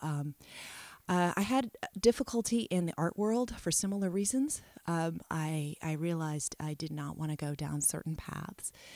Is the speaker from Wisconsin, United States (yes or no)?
no; New York City, New York, United States; also born or lived in Italy / France; growing up in New York helped me with this worldly outlook